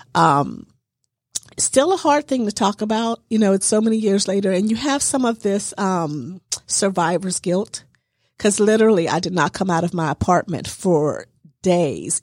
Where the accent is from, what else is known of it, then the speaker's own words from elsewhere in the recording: Pittsburgh, Pennsylvania, United States; moved away as an adult; also born or lived in New Jersey; I was born and raised in Pittsburgh